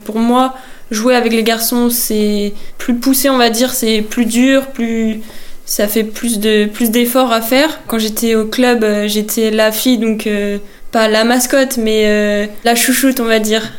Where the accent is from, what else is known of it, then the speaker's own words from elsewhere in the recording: Vannes, Brittany, France; also born or lived in Saint-Jean-Brévelay; Je suis née à Vannes